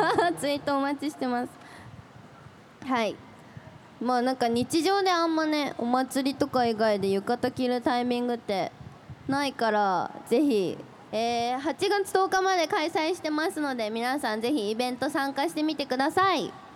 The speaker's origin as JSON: {"language": "Japanese", "region": "Shizuoka", "country": "Japan", "tie": "born or raised there", "said": "私はもう生粋の関東生まれあれ関東だよね静岡って"}